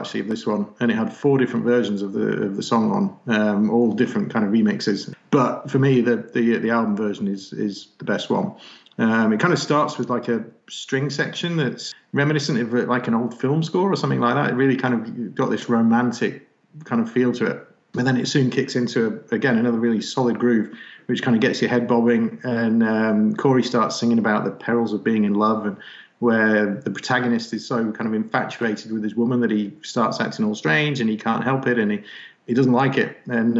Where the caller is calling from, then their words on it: Manchester, North West England, United Kingdom; So I'm in Manchester in England.